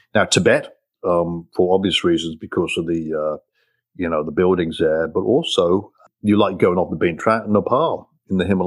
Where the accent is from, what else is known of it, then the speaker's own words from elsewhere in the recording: England, United Kingdom; moved away as an adult; now in United States; I'm from England. You probably tell from my accent.